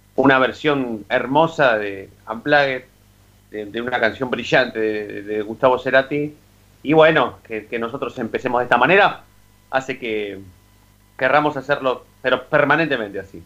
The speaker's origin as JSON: {"language": "Spanish", "town": "Avellaneda", "region": "Buenos Aires Province", "country": "Argentina", "said": "yo soy de Avellaneda"}